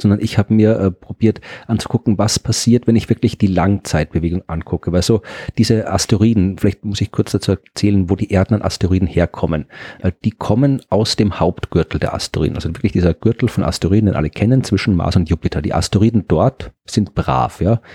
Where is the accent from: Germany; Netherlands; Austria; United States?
Austria; ich bin ja Österreicher und habe in Österreich studiert